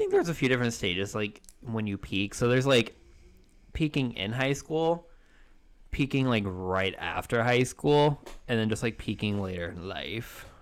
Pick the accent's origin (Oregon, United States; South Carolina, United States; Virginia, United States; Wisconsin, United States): Oregon, United States; Halsey; I'm from Halsey.